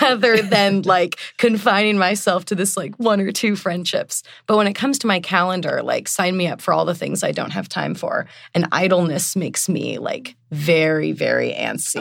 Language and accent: English; Portland, Oregon, United States; moved away as an adult; now in East Coast, United States; I am from Portland, Oregon. I've been living on the East Coast for about six years now